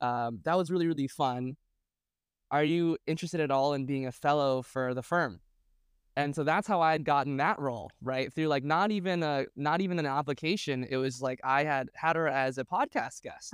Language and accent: English; Boston, Massachusetts, United States; moved away; I was based in Boston at the time, and I thought that was my my value add to the community was that I was from Boston